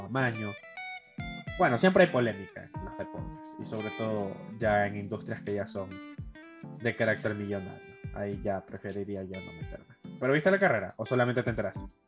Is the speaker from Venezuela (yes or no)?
no; Ecuador; como ecuatoriano